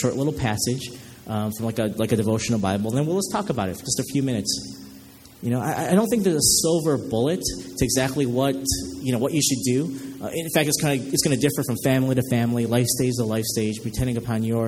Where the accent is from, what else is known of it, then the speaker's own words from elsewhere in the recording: Chicago, Illinois, United States; I'm from Chicago